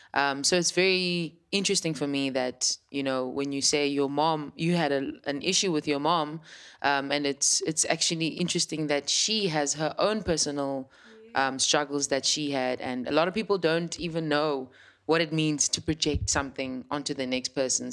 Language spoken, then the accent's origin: English; Cape Town, Western Cape, South Africa; I'm from Langa, and I know the history behind how it felt like to grow up in Langa.